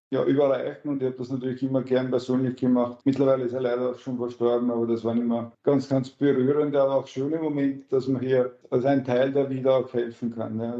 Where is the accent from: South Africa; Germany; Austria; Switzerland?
Austria; Lower Austria; also born or lived in Vienna; Ja, erstens immer mein Heimatbundesland, immer gewesen, auch wenn ich bei einem Studium in Wien eine Wohnung hatte.